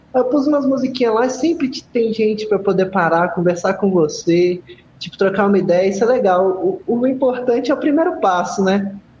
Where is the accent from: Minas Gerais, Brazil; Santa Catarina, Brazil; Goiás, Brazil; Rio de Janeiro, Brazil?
Minas Gerais, Brazil; Belo Horizonte; Eu sou de Belo Horizonte.